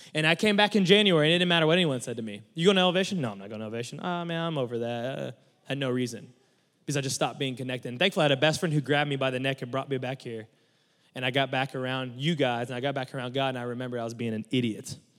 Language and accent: English; Mustang, Oklahoma, United States; I'm from Mustang, Oklahoma